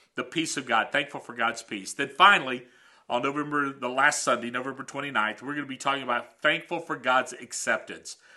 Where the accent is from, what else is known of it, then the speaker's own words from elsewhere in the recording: United States; also born or lived in Canada; as an American in Canada